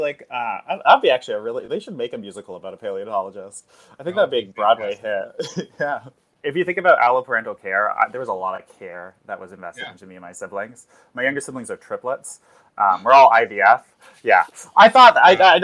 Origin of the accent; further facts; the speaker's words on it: Timmins, Ontario, Canada; moved away as an adult; also born or lived in North Bay; now in Toronto, Canada; I'm Canadian, originally from like Northern Ontario, Timmins in particular